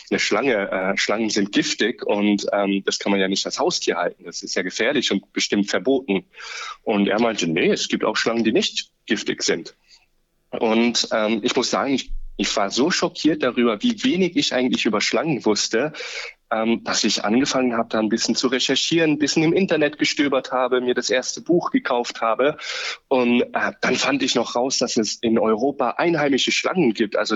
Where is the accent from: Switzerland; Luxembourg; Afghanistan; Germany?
Luxembourg; moved away as an adult; now in Austria; Ich bin vor ungefähr neun Jahren von Luxemburg aus nach Österreich ausgewandert, sozusagen, um Tiermedizin zu studieren.